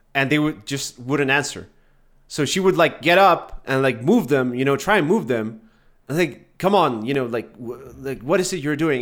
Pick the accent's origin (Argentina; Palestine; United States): Argentina; I'm from Argentina.